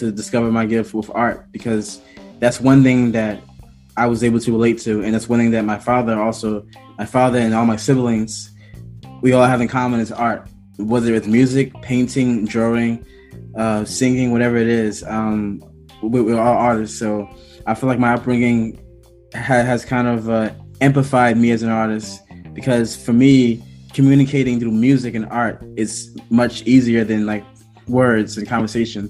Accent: New York City, New York, United States; I am from Brooklyn, New York, in particular, East New York. I grew up in one of the worst neighborhoods in Brooklyn

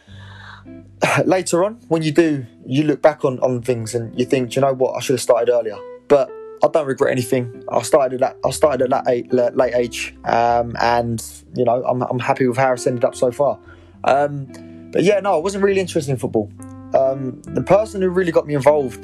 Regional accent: Essex, East of England, United Kingdom; I'm 23, I'm from Essex

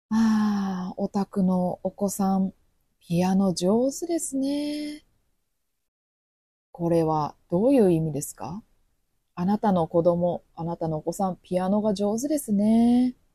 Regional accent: Kobe, Hyogo, Japan; 私は神戸人ですけど

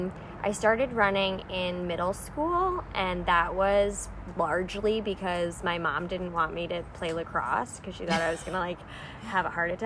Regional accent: Long Island, New York, United States; So I grew up on Long Island in New York.

